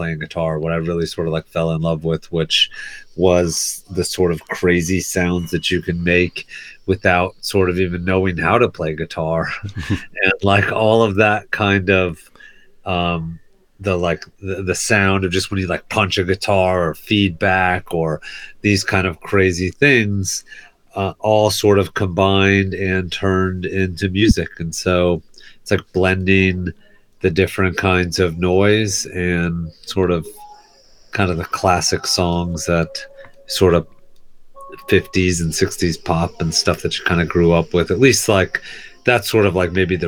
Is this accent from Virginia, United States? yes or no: yes; Fredericksburg, Virginia, United States; moved away as an adult; also born or lived in New York; I'm from Virginia, Fredericksburg, Virginia. And so that's where I grew up. And then I moved to New York in like 2001 or something